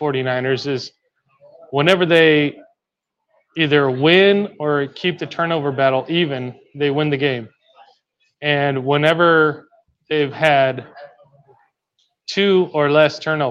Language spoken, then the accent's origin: English; Las Vegas, Nevada, United States; now in Corpus Christi, United States; I actually lived in Vegas for about 6 years when I was growing up